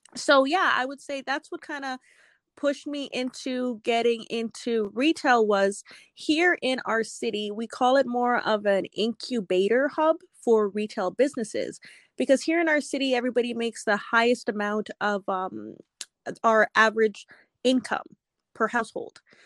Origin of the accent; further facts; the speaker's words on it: Edmonton, Alberta, Canada; So I am born and raised in Edmonton, Alberta, Canada. So I am Canadian.